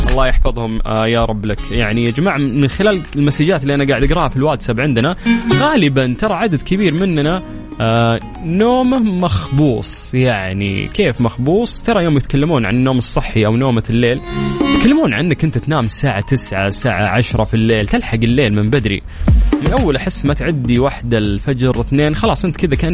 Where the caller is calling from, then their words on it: Riyadh, Riyadh Province, Saudi Arabia; من الرياض